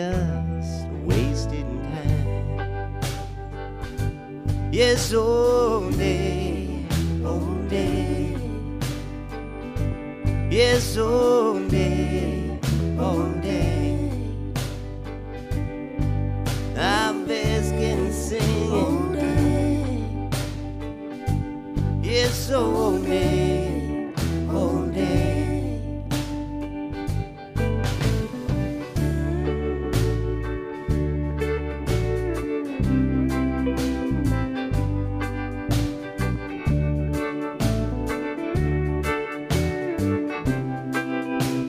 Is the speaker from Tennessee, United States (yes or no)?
no; Durham, North Carolina, United States; we're from Durham, North Carolina, down in the flats